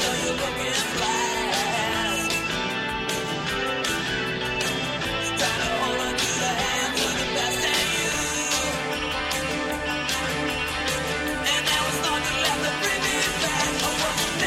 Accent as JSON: {"language": "English", "country": "United Kingdom", "said": "I am British"}